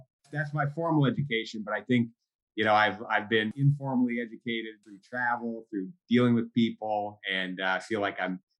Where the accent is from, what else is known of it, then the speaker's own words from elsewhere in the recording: Minneapolis, Minnesota, United States; moved away as an adult; also born or lived in India / Cambridge, Massachusetts; I grew up in Minneapolis, Minnesota, and I went to public school